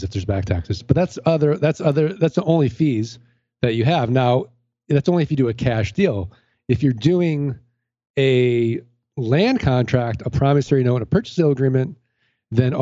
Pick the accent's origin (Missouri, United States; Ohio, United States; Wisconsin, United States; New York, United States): Missouri, United States; St. Louis; I'm from St. Louis.